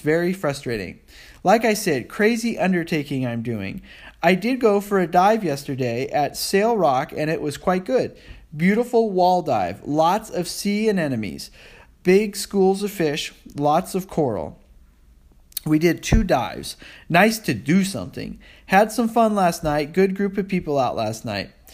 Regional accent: United States; I'm an American

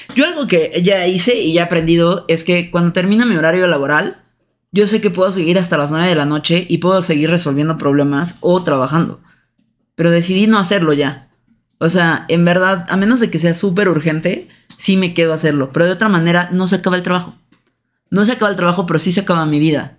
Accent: Mexico

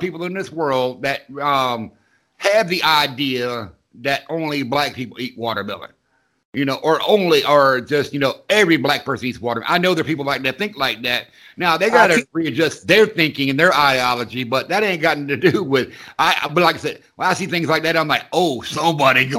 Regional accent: the South, United States; I grew up in the South

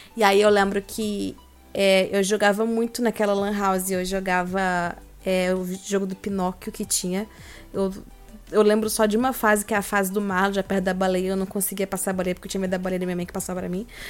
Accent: Joinville, Santa Catarina, Brazil; moved away as an adult; also born or lived in Rio de Janeiro; now in São Paulo, Brazil; eu sou de Joinville, Santa Catarina

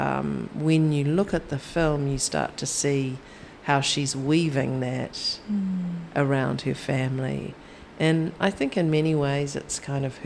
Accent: New Zealand; I'm from New Zealand

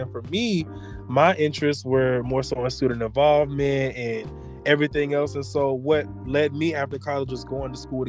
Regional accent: Orlando, Florida, United States; I'm also from Orlando

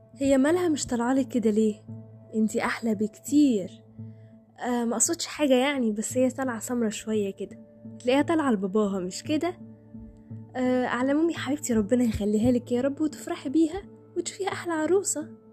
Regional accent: Egypt; احنا كمجتمع مصري

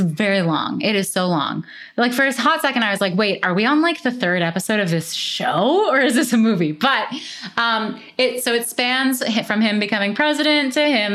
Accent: Canada; I'm Canadian

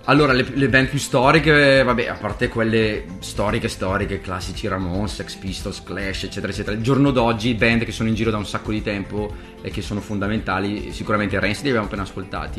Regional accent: Italy; sono italiano

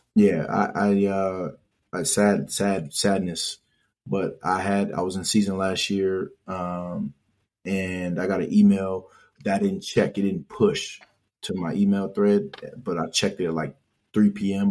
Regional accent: Hartford, Connecticut, United States; I grew up where I grew up in Hartford

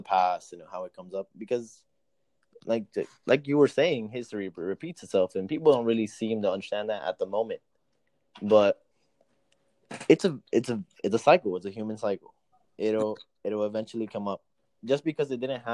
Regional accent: Miami Gardens, Florida, United States; I'm Hispanic, but I was raised in Miami Gardens

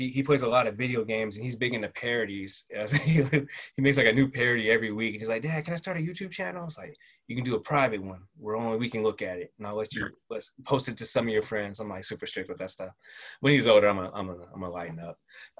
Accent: the South, United States; accent: Southern; Like when I go home, my Southern accent comes out. And it's not even, I don't even do it on purpose.

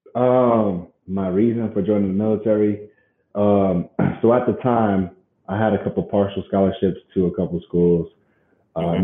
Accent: Colorado Springs, Colorado, United States; also born or lived in Fountain, Colorado; we moved from Fountain, Colorado. I went to a high school out there

